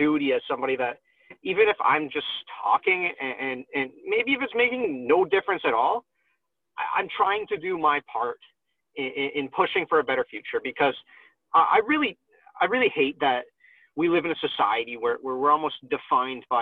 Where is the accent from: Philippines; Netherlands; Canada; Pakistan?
Canada; I'm Canadian